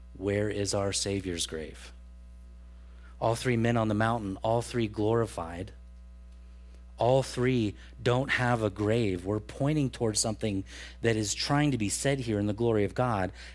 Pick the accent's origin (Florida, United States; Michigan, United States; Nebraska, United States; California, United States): California, United States; Truckee; growing up in Truckee, California